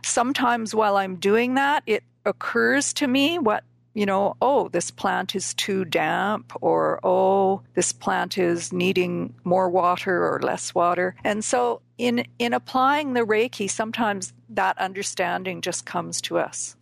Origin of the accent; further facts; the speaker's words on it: Vancouver, British Columbia, Canada; moved away as an adult; also born or lived in South Africa; I grew up in the Vancouver, BC area